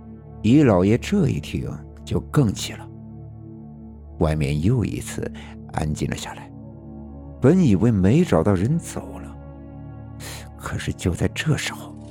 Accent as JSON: {"language": "Chinese", "region": "Northeast China", "country": "China", "tie": "born or raised there", "said": "我的老家是在东北的农村，事情发生在上世纪的八十年代。"}